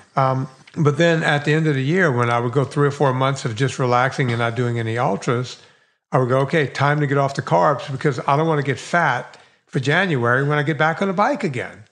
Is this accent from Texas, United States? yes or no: no; Bayou Lafourche, Louisiana, United States; now in Woodland Hills, United States; I grew up on the longest bayou in the world. It's a hundred miles long